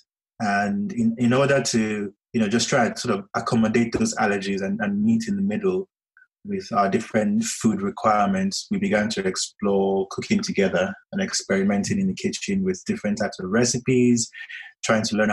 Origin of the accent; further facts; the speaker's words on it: Nigeria; moved away as an adult; now in London, United Kingdom; I was born in Nigeria. I basically lived all my life, went to university in Nigeria before eventually getting a career move that took me from Nigeria to London, to the UK